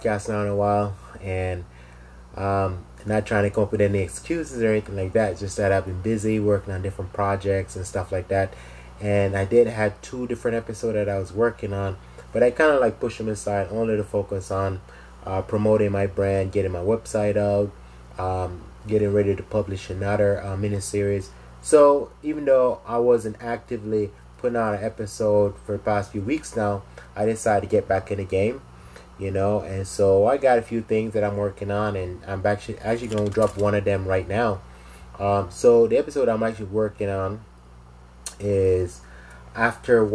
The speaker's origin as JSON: {"language": "English", "country": "Jamaica", "moved": "yes", "lives_now": "United States", "said": "originally I'm from Jamaica. You know, I came to the States a couple of years now"}